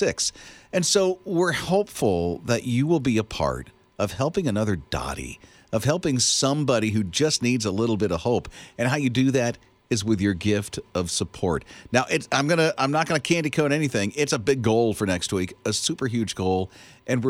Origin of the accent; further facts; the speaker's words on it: Florida, United States; I grew up in Florida